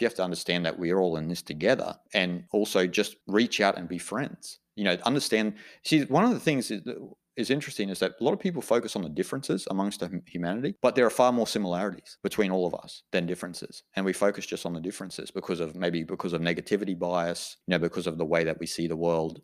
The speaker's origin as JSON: {"language": "English", "country": "Australia", "said": "I'm an Australian"}